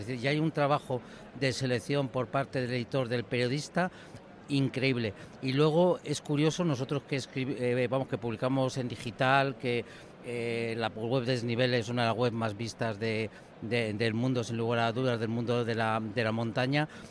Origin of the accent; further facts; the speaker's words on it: Madrid, Community of Madrid, Spain; Yo soy de Madrid de Madrid, pero me he criado en la, en la Pedriza, en la Pedriza de Manzanares